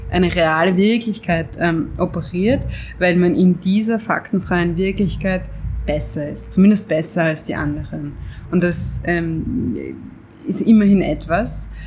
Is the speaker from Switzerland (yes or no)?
yes; Switzerland; weil ich bin Schweizer, ich bin ein Mann